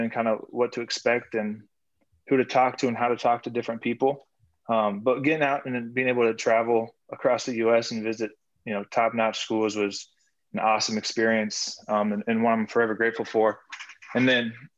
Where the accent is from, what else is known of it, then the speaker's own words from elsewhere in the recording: Norton, Kansas, United States; I'm from Norton, Kansas.